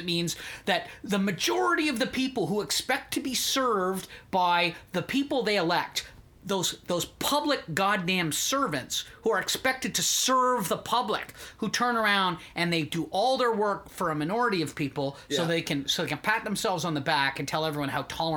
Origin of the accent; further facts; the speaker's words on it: Canada; I'm more of a Canadian patriot